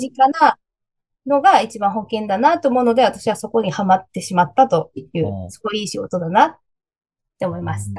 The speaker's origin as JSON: {"language": "Japanese", "region": "Oita", "country": "Japan", "tie": "born or raised there", "moved": "yes", "lives_now": "Tokyo, Japan", "said": "大分出身なんですけど、東京に出てきて"}